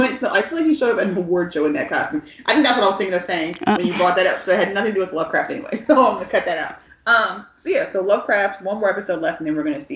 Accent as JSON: {"language": "English", "region": "Northeast", "country": "United States", "tie": "born or raised there", "also_born_or_lived": "Texas", "moved": "yes", "said": "being from the Northeast, where I feel like we easily get used to the thought of, we grew up in the North in a free state."}